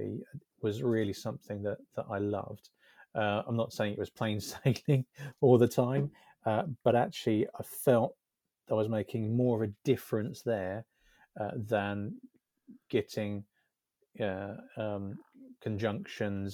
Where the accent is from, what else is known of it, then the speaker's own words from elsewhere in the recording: Essex, East of England, United Kingdom; moved away as an adult; now in Devon, United Kingdom; I was brought up in Essex